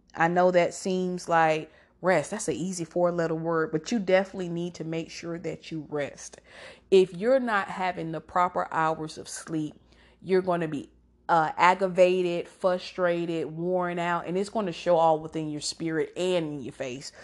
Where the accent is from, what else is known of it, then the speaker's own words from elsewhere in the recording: Georgia, United States; I'm from Georgia